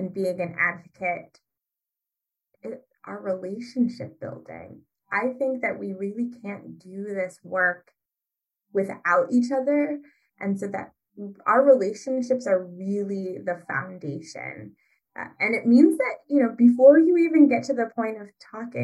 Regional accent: Ypsilanti, Michigan, United States; I'm from Ypsilanti, Michigan

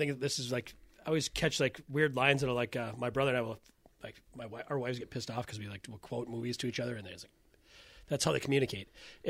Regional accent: Iowa, United States; I'm from Iowa. I know what a fucking Scandinavian accent is.

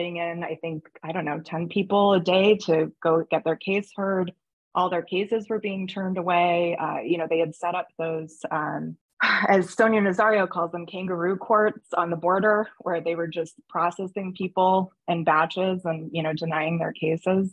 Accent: United States; as an American

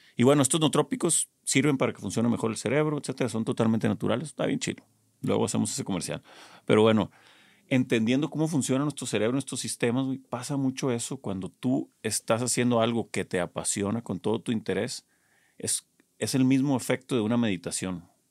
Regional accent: Culiacán, Sinaloa, Mexico; yo soy de Culiacán

